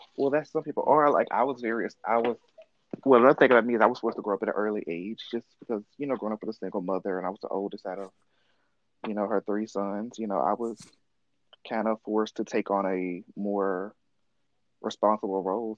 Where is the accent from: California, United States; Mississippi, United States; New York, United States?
Mississippi, United States; I grew up in the South in Mississippi, and I was like the only open kid in high school